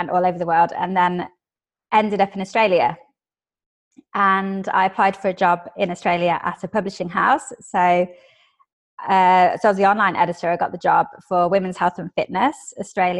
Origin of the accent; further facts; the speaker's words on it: England, United Kingdom; moved away; also born or lived in Sussex / Brighton; I'm English.